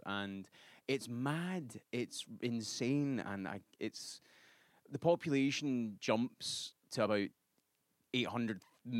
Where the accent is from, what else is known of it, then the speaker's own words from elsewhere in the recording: Glasgow, Scotland, United Kingdom; moved away as an adult; also born or lived in Edinburgh; now in New York, United States; I'm from Glasgow, which is the sort of dirtier, dingier city.